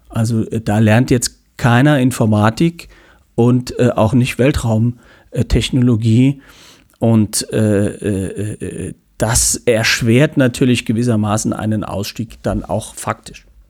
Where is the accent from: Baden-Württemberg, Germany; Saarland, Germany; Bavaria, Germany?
Saarland, Germany; St. Ingbert; St. Ingbert, wo ich herkomme